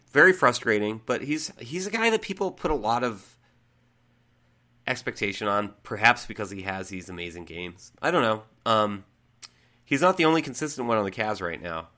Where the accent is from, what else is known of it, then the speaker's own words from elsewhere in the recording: New England, United States; growing up in New England